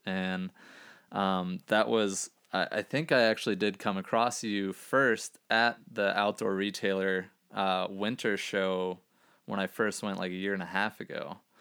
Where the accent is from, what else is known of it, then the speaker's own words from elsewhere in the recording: Gainesville, Florida, United States; moved away; I'm from Gainesville, Florida, originally